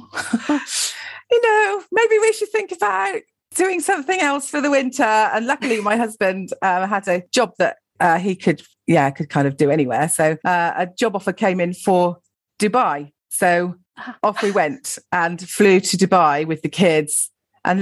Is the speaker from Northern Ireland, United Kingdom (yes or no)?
no; Gloucestershire, South West England, United Kingdom; moved away as an adult; also born or lived in London; I grew up in Gloucestershire, went and lived in London for a bit after I left school